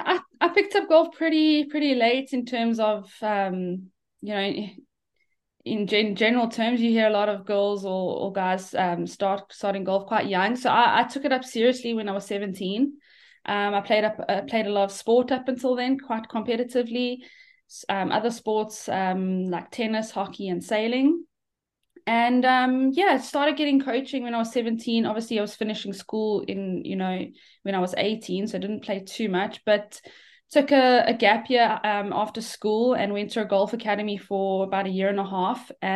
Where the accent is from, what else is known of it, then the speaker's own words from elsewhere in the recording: South Africa; Yeah, I mean, a great upbringing. It's South Africa is brilliant for golf.